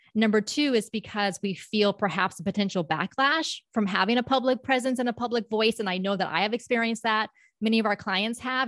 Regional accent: Palm Beach County, South Florida, United States; moved away as an adult; now in Orlando, United States; I was born and raised in South Florida, so the Palm Beach County area.

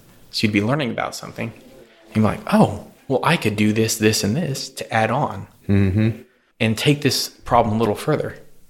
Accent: Houston, Texas, United States; also born or lived in North Louisiana; I was born there and pretty much raised there till I was about 6 and a half.

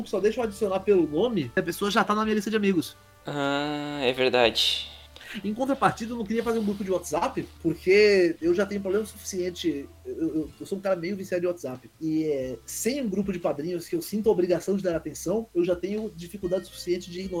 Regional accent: Brazil; accent: half Northeastern, half Paulista; Eu, eu tenho uma fala meio enrolada, meio apressada, um sotaque meio nordestino, meio paulista, que, que é um um horror de ouvir.

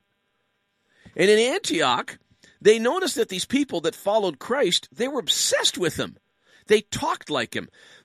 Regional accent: Canada; also born or lived in Ottawa (Capital Region); we are distinctively Canadian

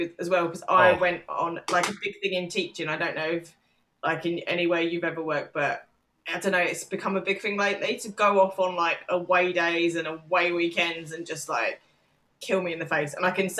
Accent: England, United Kingdom; and like, we are English.

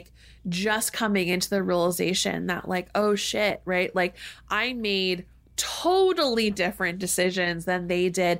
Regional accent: United States; growing up and was socialized into as an American child

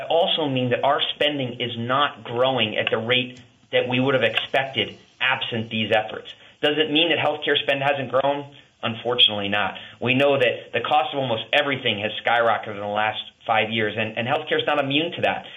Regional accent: Long Island, New York, United States; also born or lived in Connecticut; now in Vermont, United States; I grew up on Long Island and was originally from Connecticut

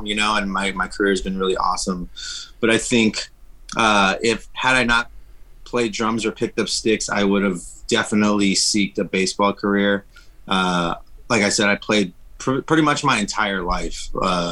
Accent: Los Angeles, California, United States; I'm Mexican American, mm-hmm. so I was raised in East Los Angeles

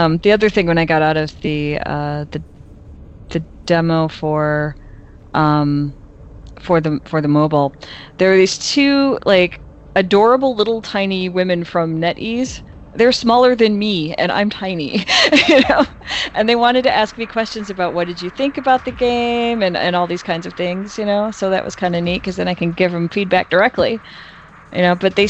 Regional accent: Chicago, Illinois, United States; accent: Chicago; my Chicago accent

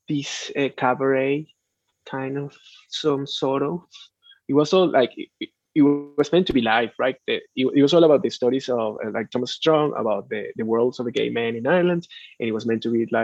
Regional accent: Venezuela; moved away

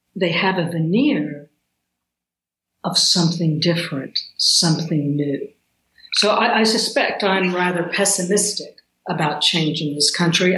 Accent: the South, United States; growing up in the South

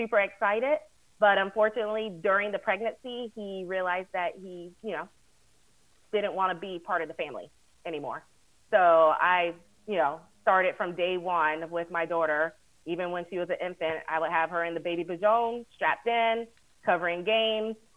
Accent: Florida, United States; I was born and raised in Florida

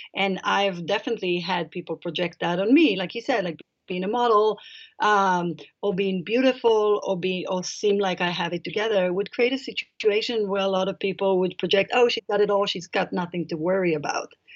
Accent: Israel; moved away; I grew up in Israel um, in a kibbutz

